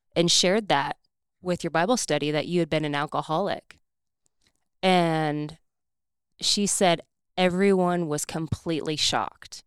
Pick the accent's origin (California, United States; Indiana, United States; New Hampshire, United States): Indiana, United States; I'm from Indiana